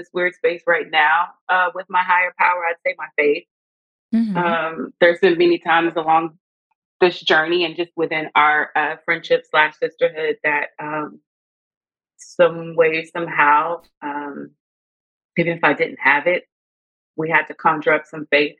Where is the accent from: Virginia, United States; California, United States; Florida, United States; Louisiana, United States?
Louisiana, United States; Lake Charles; now in Los Angeles, United States; I'm from Lake Charles, Louisiana. I'm a small town girl.